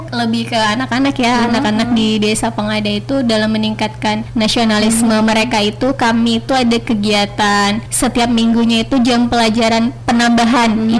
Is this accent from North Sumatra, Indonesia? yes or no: yes; North Sumatra, Indonesia; moved away as an adult; now in Natuna, Indonesia; Asal saya dari Sumatera Utara